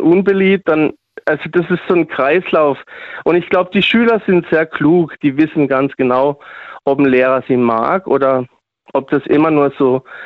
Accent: Switzerland; now in Freiburg, Germany; aber bin auch aus der Schweiz. ursprünglich mal

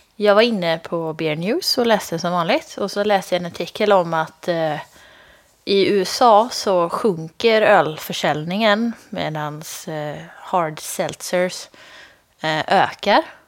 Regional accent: Lidköping, Västra Götaland, Sweden; mina hemtrakter, Lidköping

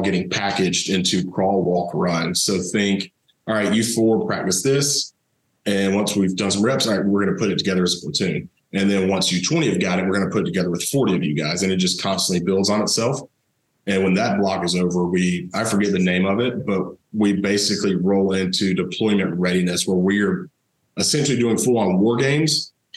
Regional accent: Thomasville, Georgia, United States; I grew up down in South Georgia, Thomasville, home of Charlie Ward

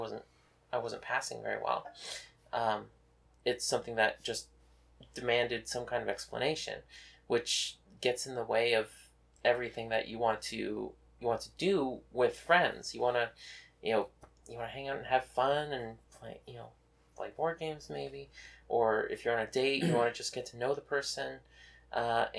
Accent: Texas, United States; now in Westchester, United States; me from Texas

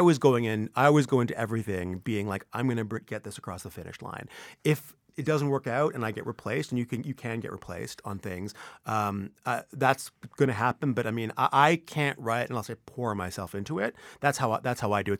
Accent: Vancouver, British Columbia, Canada; moved away; I was born and raised in Vancouver

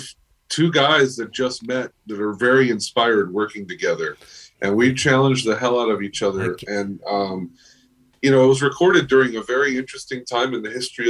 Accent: Miami, Florida, United States; moved away as an adult; now in Los Angeles, United States; I'm from Miami, Florida

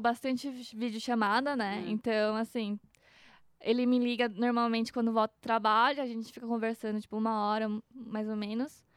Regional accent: Mogi das Cruzes, São Paulo, Brazil; also born or lived in Japan; eu sou de Mogi

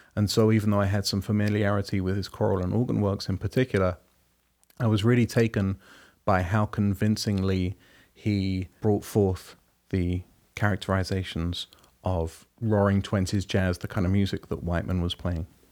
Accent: London, United Kingdom; moved away as an adult; now in United States; Growing up in London and being there and going to school there

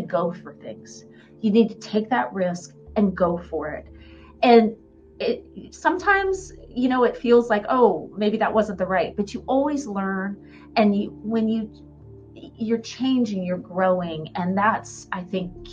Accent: Columbus, Ohio, United States; also born or lived in Tampa, Florida; now in Jacksonville, United States; I grew up in Ohio, Columbus, Ohio

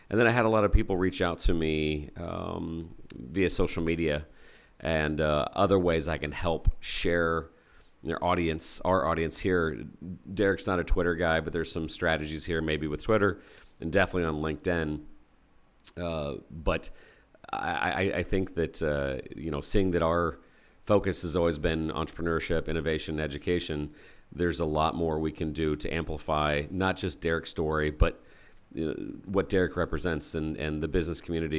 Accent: Indianapolis, Indiana, United States; So I grew up in Indianapolis

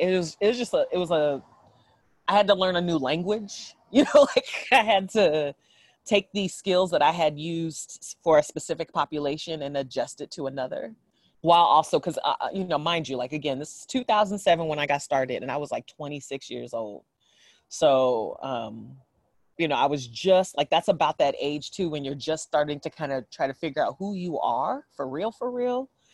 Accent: San Jose, California, United States; also born or lived in San Francisco / Oakland; I grew up in San Jose and spent my adult life in San Francisco and Oakland

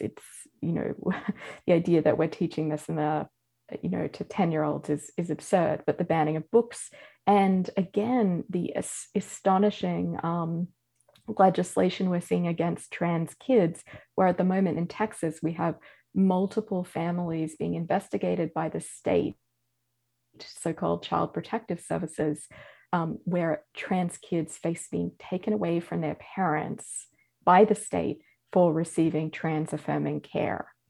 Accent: Australia; moved away as an adult; now in United States; as an Australian

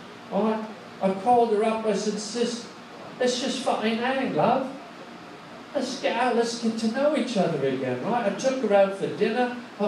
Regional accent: England, United Kingdom; I speak your fucking language, I'm English.

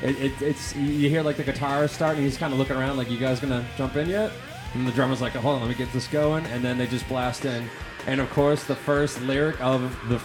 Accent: Boston, Massachusetts, United States; I am Bostonian.

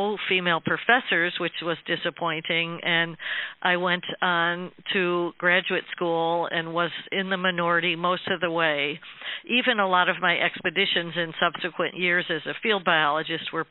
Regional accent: upstate New York, United States; our small rural town in upstate New York

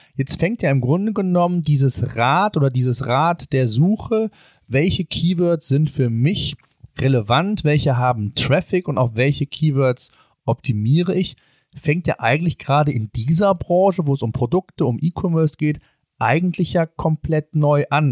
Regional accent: Germany; bei uns in Deutschland

